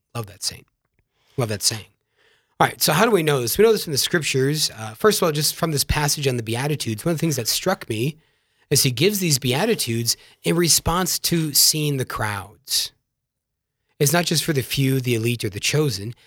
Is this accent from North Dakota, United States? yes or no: no; Yankton, South Dakota, United States; I'm virgin from South Dakota, from the town of Yankton. My widowed mom still lives there. Uh, great domestic church in which I was growing up